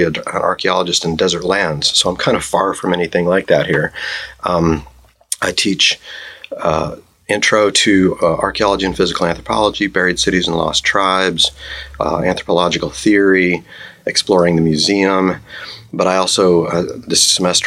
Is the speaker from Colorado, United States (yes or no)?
yes; Colorado, United States; moved away as an adult; also born or lived in New Mexico / Arizona / Tucson, Arizona; I was born in New Mexico, grew up in Colorado, and went to grad school in Arizona